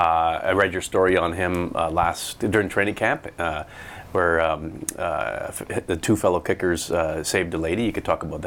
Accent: Abbotsford, British Columbia, Canada; 110 is the unit number in the townhouse complex where I grew up in Abbotsford. 110 Bevan Gardens, right in the middle of Abbey. Stone's throw from Mill Lake.

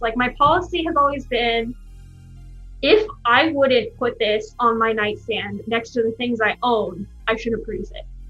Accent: Bay Area, California, United States; moved away; I grew up in the Bay Area

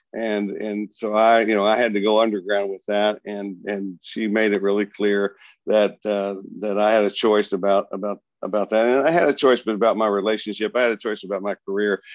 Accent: Plainview, Texas, United States; I grew up in the little town of Plainview, Texas, between Amarillo and, and Lubbock

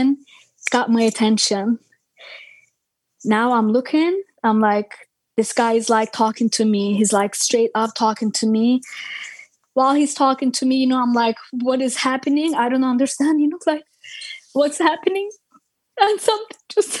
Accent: Ankara, Turkey; English is a second language; moved away as an adult; also born or lived in Istanbul, Turkey; I born in Turkey, Istanbul. I grew up in Ankara, which is capital

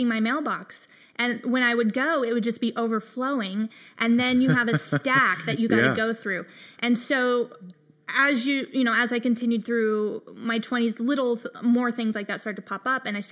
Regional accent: Colorado, United States; moved away; also born or lived in the South; I'm from Colorado

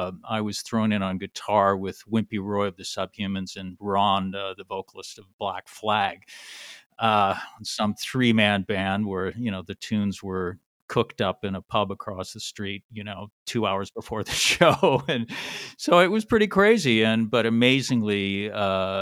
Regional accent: Vancouver, British Columbia, Canada; also born or lived in Honolulu, Hawaii; I was born in Vancouver, Canada, and also lived on and off in Hawaii, Honolulu, growing up

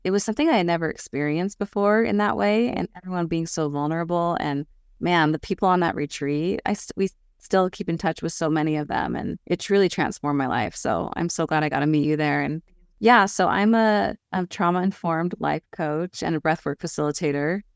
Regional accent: Southern California, United States; I grew up in Southern California where there was earthquakes

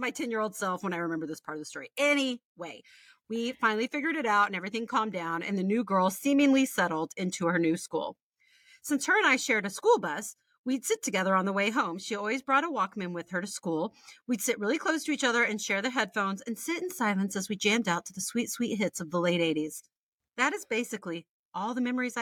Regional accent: Midland, Texas, United States; moved away as an adult; also born or lived in Houston, Texas; now in Virginia, United States; We grew up in Midland, Texas until I was 12. For the last 2 years before we picked up and moved across the state to Houston

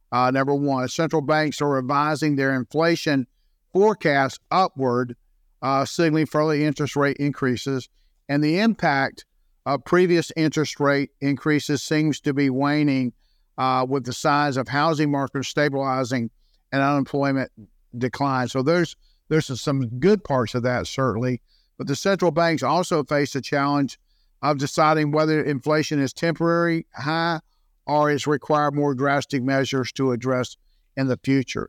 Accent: Jacksonville, Florida, United States; also born or lived in St. Johns County, Florida; I was born and raised in Jacksonville, so I didn't move very far

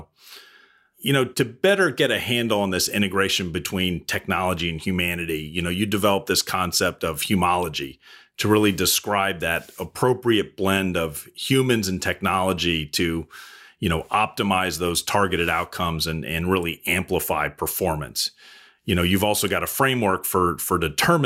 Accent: New England, United States; I grew up in New England on the coast

